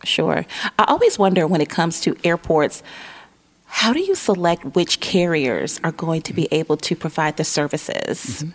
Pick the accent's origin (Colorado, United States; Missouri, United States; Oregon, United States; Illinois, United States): Illinois, United States; Chicago; now in Northwest Arkansas, United States; Chicago, because that's my hometown